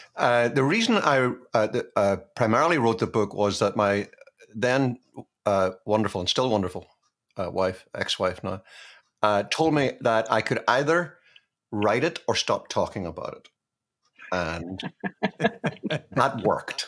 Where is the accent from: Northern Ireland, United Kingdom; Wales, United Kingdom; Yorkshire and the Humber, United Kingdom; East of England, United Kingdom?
Northern Ireland, United Kingdom; Belfast; moved away; I grew up in Belfast